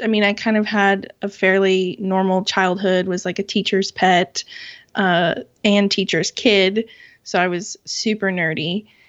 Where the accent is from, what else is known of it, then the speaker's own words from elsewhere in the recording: Southwest Kansas, United States; I was born and raised in Kansas, in Southwest Kansas.